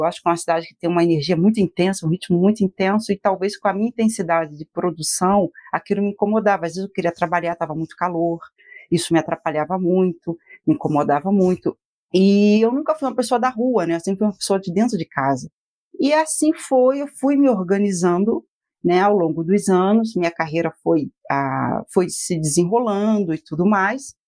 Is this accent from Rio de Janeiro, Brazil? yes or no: yes; Nova Iguaçu, Rio de Janeiro, Brazil; moved away as an adult; now in Curitiba, Brazil; eu sou do Rio de Janeiro, né? é, nasci em Nova Iguaçu, depois adulta fui morar, morei, morei quase oito anos em Botafogo